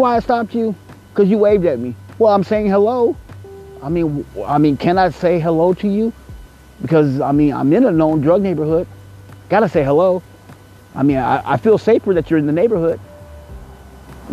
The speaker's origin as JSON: {"language": "English", "country": "United States"}